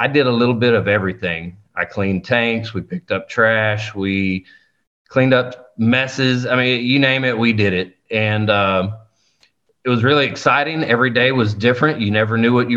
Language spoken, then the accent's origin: English; South Texas, United States; I was born and raised here in South Texas in the heart of the oil field